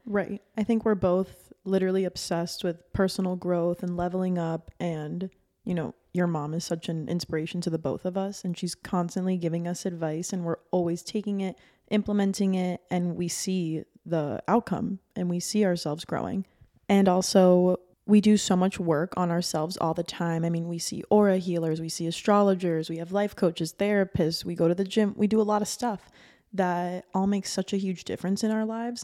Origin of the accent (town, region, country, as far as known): Miami Beach, Florida, United States; born or raised there